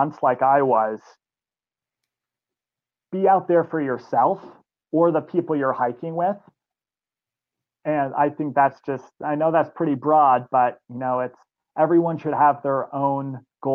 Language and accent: English; Vermont, United States; I grew up here in Vermont